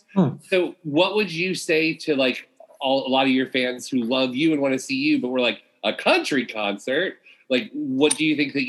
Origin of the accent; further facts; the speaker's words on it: Florida, United States; I'm from Florida, so like I grew up, like I love me some country music too.